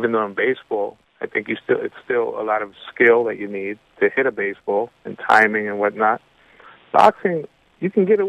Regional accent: New York, United States; Being a New Yorker, I'm not Puerto Rican, but I grew up with Puerto Ricans

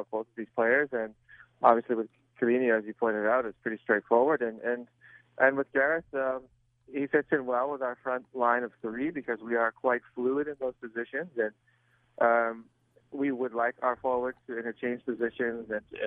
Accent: San Diego, California, United States; moved away as an adult; also born or lived in Germany; I grew up in San Diego

